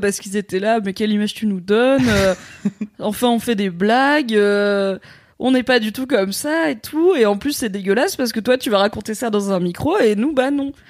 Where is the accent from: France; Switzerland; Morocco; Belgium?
Morocco; moi, je suis marocaine